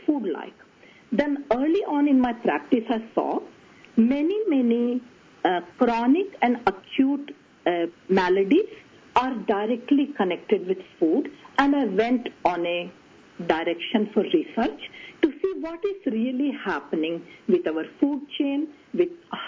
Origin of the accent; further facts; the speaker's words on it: India; moved away; growing up in India, with a very smart set of mom and dad and five siblings